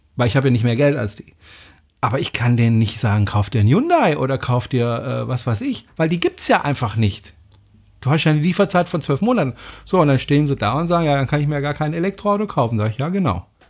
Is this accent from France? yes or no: yes; France; now in Germany; ich bin Franzose